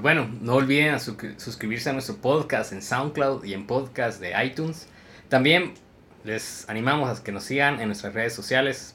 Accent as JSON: {"language": "Spanish", "country": "Guatemala", "said": "me encontré con otro compatriota Chapín"}